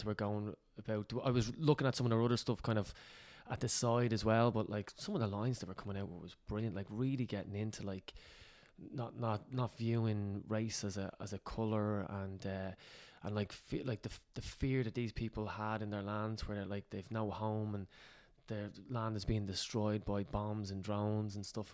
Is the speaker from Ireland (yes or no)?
yes; Ireland; we're Irish